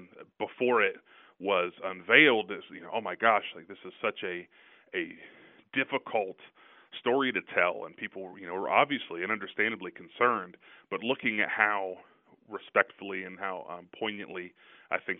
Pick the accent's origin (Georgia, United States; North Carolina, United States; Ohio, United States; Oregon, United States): Ohio, United States; Southeast; moved away as an adult; also born or lived in Philadelphia / Washington; I grew up in Southeast Ohio, you know, a really small college town.